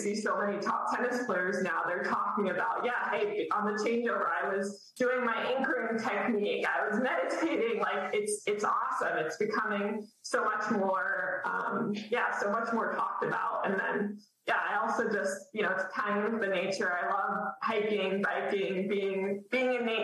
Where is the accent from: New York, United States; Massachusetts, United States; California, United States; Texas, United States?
Texas, United States; Dallas; moved away as an adult; now in Maine, United States; I'm from Dallas originally